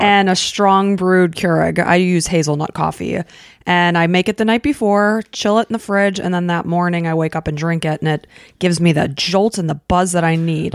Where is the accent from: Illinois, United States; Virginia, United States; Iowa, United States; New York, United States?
Illinois, United States; moved away as an adult; we grew up in Illinois